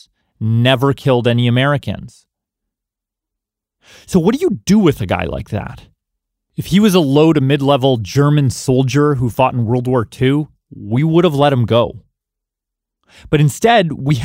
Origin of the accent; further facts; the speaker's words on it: Canada; now in United States; I was born in Canada.